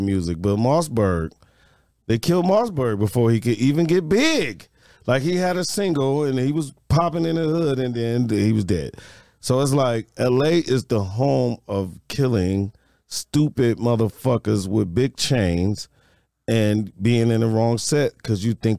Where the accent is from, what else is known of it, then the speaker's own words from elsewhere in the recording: Detroit, Michigan, United States; Like, I'm from Detroit. Detroit don't sound as bad as LA right now.